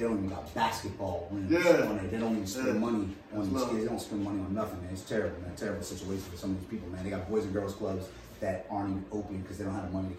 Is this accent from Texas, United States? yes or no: yes; Dallas, Texas, United States; I was like, listen, I grew up out here in Oak Cliff.